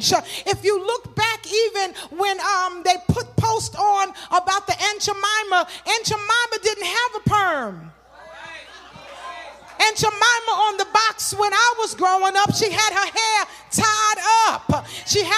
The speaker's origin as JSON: {"language": "English", "town": "New York City", "region": "New York", "country": "United States", "tie": "born or raised there", "said": "I grew up in Crown Heights."}